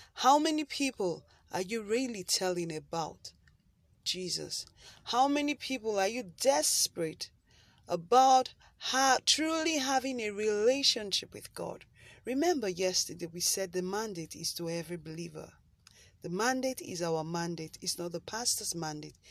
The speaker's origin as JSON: {"language": "English", "country": "Nigeria", "said": "I live in Nigeria and I'm a Nigerian"}